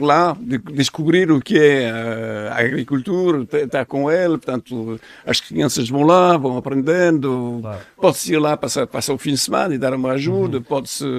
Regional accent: France; Portuguese is a second language; moved away as an adult; also born or lived in Paris; now in Portugal; sou francês

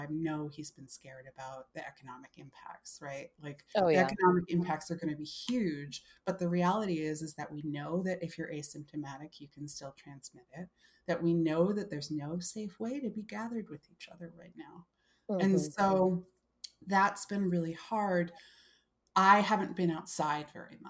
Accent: New York City, New York, United States; I'm from Brooklyn

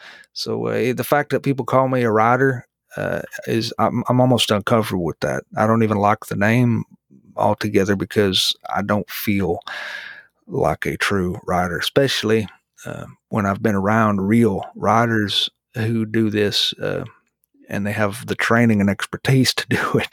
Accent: Florida, United States; also born or lived in Missouri; I was born in Missouri and we moved to the Florida Panhandle when I was a boy, which is where I call home.

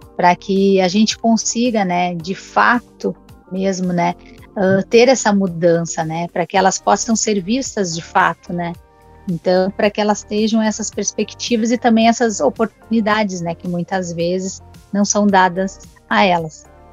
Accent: Brazil; Eu nasci e fui criada ali na Vila Esperança

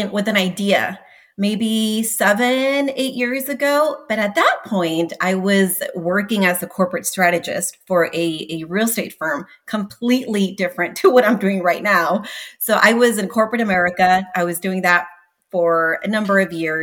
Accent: Tijuana, Baja California, Mexico; also born or lived in San Diego, California; now in Austin, United States; I was born in California. I was about 3 or 4 years old when my mom decided to move us to Mexico

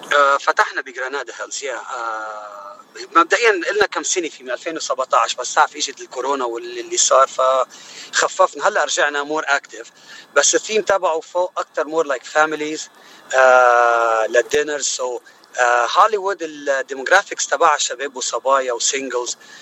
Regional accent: Choueifat, Mount Lebanon, Lebanon; moved away as an adult; also born or lived in Gharifeh; now in United States; أنا الأصل من آه، لبناني أكيد الأصل من منطقة بالجبل اسمها غريفة آه كنت مقيم بس آه، بشويفات اللي هي محيط بيروت

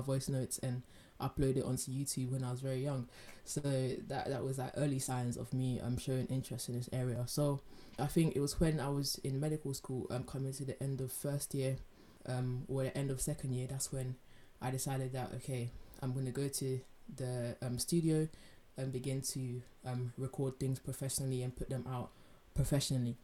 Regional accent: London, United Kingdom; when I was growing up in London

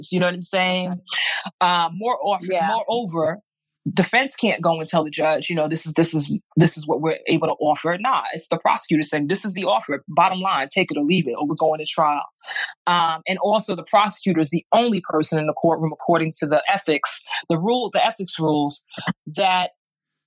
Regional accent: New York City, New York, United States; I grew up in Brooklyn.

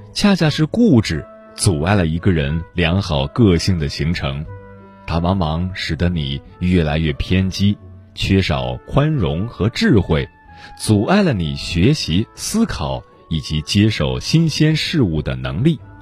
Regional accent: China; 作为中国人

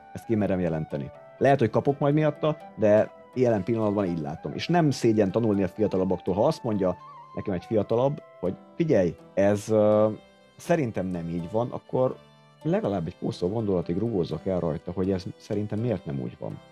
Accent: Hungary; itt nőttem fel, a 80-as években nőttem fel

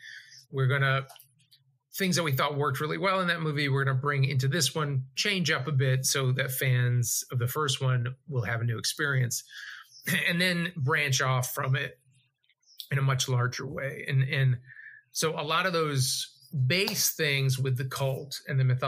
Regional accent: Massachusetts, United States; moved away; We're both from Massachusetts

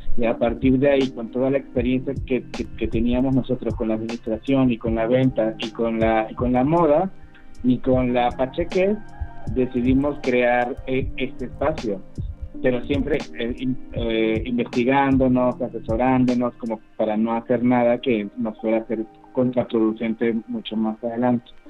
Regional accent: Venezuela; moved away; Yo vengo de Venezuela

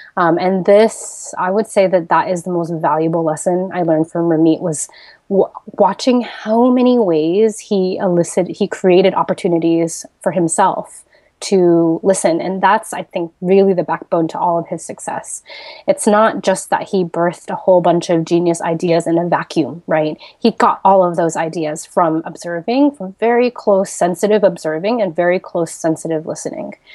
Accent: Seattle, Washington, United States; moved away as an adult; also born or lived in Silicon Valley; now in Bali, Indonesia; I grew up in Seattle, Washington, and then I moved to Silicon Valley for college

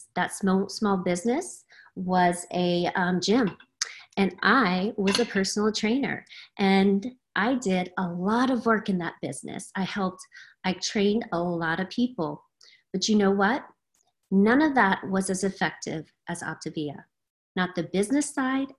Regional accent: Louisiana, United States; moved away as an adult; now in Cave Creek, United States; I am in Cave Creek, Arizona, originally from Louisiana

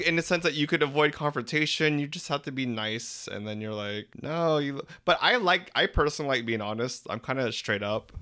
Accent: Philippines; We're three Filipino gay guys

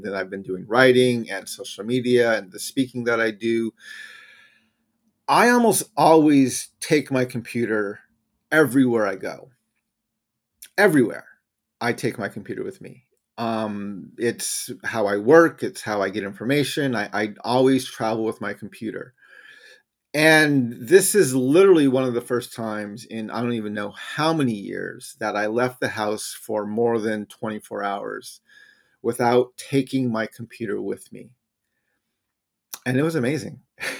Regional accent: New Mexico, United States; I grew up in New Mexico, right near the Rocky Mountains in the Southwest, where we actually have mountains there.

